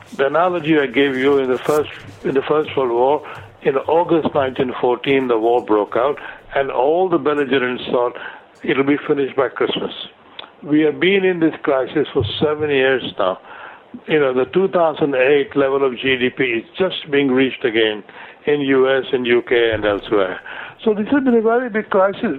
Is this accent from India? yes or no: yes; India; moved away as an adult; also born or lived in United States / London; now in United Kingdom; I was born in India, and uh, I, I did my first couple of degrees in India